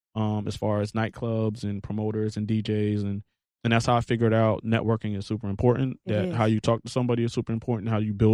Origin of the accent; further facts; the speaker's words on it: Hampton, Virginia, United States; moved away; I'm from Hampton. My mother did 20 years in the Navy. My father did 20 years in the Marines.